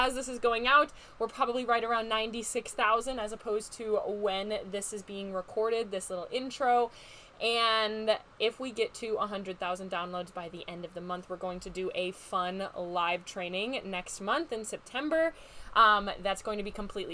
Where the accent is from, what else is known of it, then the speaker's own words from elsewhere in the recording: Wisconsin, United States; moved away; I am from Wisconsin. I'm a Wisconsin girl at heart